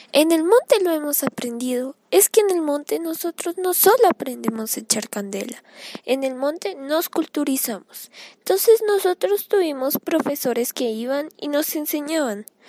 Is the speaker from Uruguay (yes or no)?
no; Caquetá, Colombia; Yo soy del Caquetá